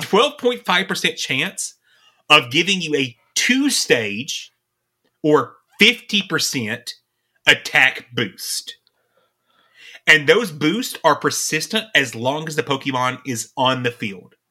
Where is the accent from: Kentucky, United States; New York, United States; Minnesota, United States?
Kentucky, United States; East; We're from Kentucky